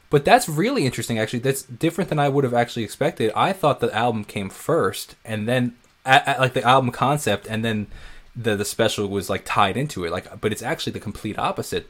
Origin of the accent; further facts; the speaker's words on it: Northport, New York, United States; I'm a musician from Northport, New York